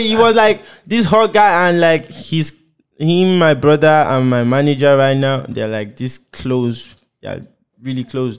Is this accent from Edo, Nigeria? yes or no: yes; Benin City, Edo, Nigeria; moved away as an adult; now in Lagos, Nigeria; I was born in Benin, Aduwawa.